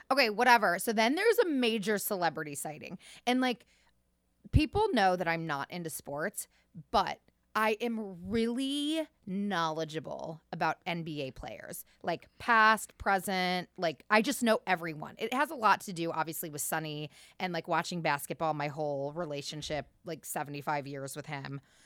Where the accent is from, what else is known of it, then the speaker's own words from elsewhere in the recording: Cleveland, Ohio, United States; we're from Cleveland